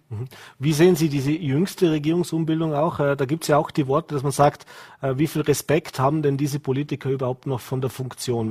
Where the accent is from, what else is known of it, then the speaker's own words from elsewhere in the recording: Vorarlberg, Austria; bei uns in Vorarlberg